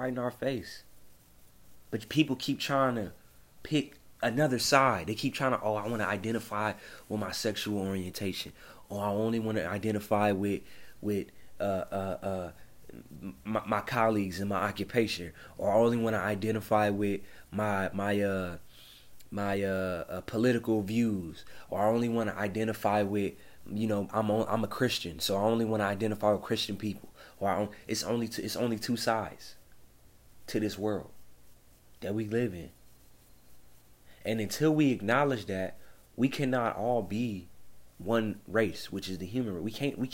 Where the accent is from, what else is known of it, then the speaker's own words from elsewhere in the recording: Compton, California, United States; I grew up in Compton